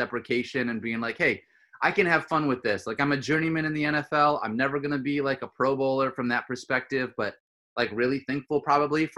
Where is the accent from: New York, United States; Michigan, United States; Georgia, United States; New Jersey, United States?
Michigan, United States; I grew up in Michigan